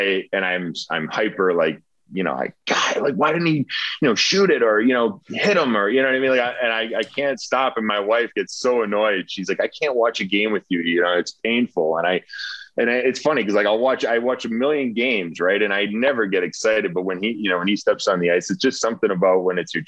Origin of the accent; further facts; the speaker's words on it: Rhode Island, United States; growing up in Rhode Island.